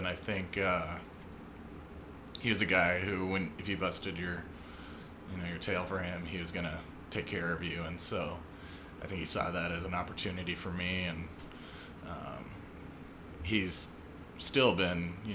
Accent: Colorado, United States; moved away as an adult; also born or lived in Phoenix / California; I'm from Colorado. Went to school there for undergrad

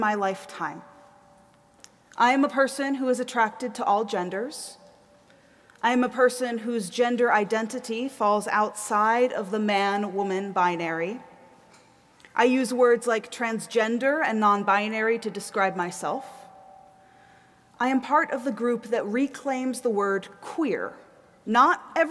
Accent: the South, United States; moved away as an adult; also born or lived in East Coast; now in Minneapolis, United States; I grew up in the South

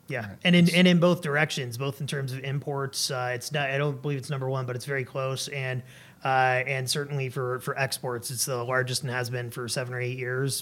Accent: Atlanta, Georgia, United States; also born or lived in Washington, D.C.; now in Alaska, United States; I was born and raised in Atlanta, Georgia. I lived for a while in uh, Washington D.C.

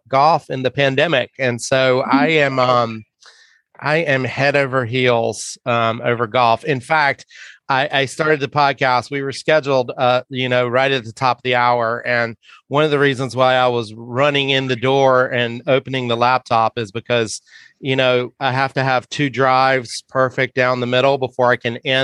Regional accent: the South, United States; growing up in the South

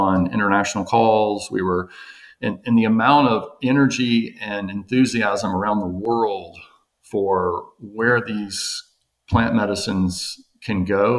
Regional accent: Jackson, Mississippi, United States; moved away as an adult; also born or lived in Florida; now in Nashville, United States; I'm from Jackson, Mississippi, went to school there, Mississippi State, Ole Miss for med school.

